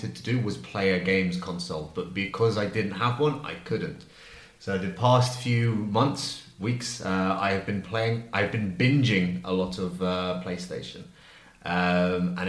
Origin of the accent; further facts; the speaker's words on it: London, United Kingdom; now in Spain; I'm from London, so in London we have a lot of surveillance